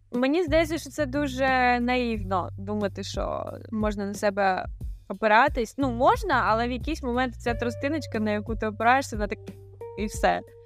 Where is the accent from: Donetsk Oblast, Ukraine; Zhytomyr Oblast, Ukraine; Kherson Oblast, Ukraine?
Kherson Oblast, Ukraine; Kherson; moved away as an adult; now in Portugal; я з Херсона, і вся моя сім'я була в Херсоні